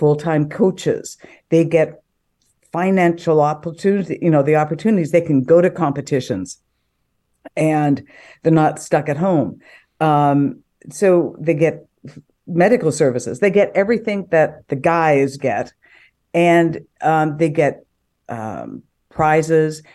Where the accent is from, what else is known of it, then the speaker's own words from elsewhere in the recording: Edmonton, Alberta, Canada; also born or lived in Calgary, Canada; I grew up in Calgary and then in Edmonton, and I played junior high sport.